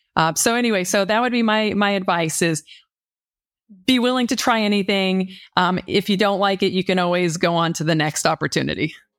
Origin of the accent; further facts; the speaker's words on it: Denver, Colorado, United States; moved away as an adult; also born or lived in Nashville, Tennessee; now in Michigan, United States; I grew up in Denver, Colorado